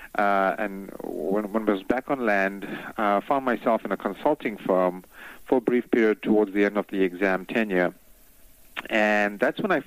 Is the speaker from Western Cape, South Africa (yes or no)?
yes; Cape Town, Western Cape, South Africa; moved away as an adult; now in United States; I'm originally from South Africa. Cape Town, South Africa